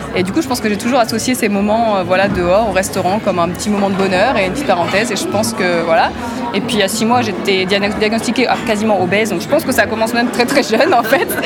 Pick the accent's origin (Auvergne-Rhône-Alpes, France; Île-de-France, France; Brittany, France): Brittany, France; moved away as an adult; also born or lived in Australia / Switzerland; now in Lausanne, Switzerland; Alors je suis bretonne, française d'origine, et j'ai vécu pas mal d'années euh, dans différents pays, donc l'Australie avant la Suisse, et puis avant en France.